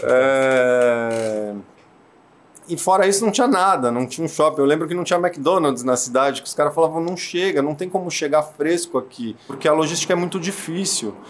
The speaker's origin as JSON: {"language": "Portuguese", "region": "São Paulo", "country": "Brazil", "tie": "born or raised there", "said": "Nasci em Perdizes, bairro de São Paulo, Zona Oeste."}